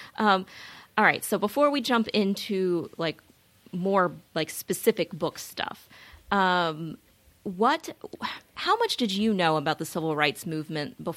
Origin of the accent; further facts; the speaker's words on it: Greensboro, North Carolina, United States; I'm from Greensboro